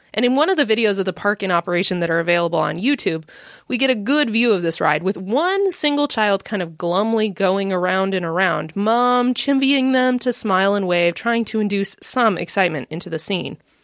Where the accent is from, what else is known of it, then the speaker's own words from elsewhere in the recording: Midwest, United States; accent: American; given my accent, you can probably tell that I'm an American living in the Midwest